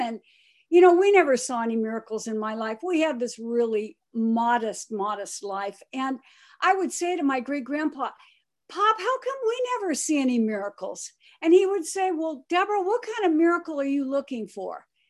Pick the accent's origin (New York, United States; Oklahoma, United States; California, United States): California, United States; Pomona; also born or lived in Akron, Ohio; my great-grandparents brought me by train to California, to Pomona, California, to raise me